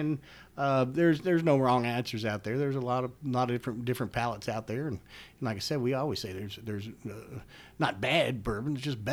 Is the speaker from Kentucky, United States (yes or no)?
yes; Louisville, Kentucky, United States; I'm born and raised in Kentucky